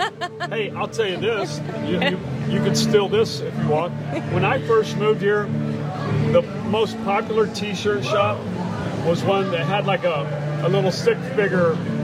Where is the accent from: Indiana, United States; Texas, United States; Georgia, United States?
Georgia, United States; now in Key West, United States; I was born in Georgia. I grew up there, but I didn't go to UGA.